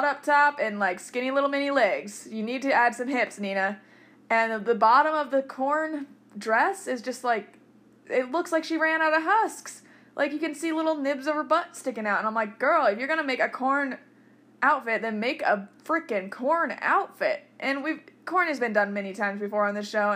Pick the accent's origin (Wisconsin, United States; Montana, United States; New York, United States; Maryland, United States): Montana, United States; Fromberg; I'm from Fromberg, Montana